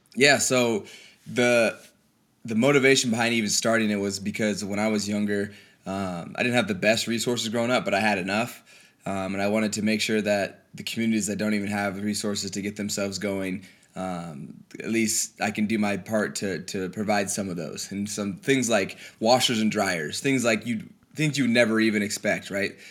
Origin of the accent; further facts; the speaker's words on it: Colorado, United States; moved away as an adult; I grew up on a, a small ranch out in Colorado